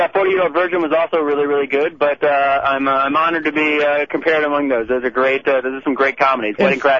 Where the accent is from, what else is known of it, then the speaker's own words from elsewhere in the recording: Bradenton, Sarasota area, Florida, United States; also born or lived in Orlando; I grew up in Florida in, like, the Bradenton, Sarasota area, but then I moved to Orlando when I was, like, 24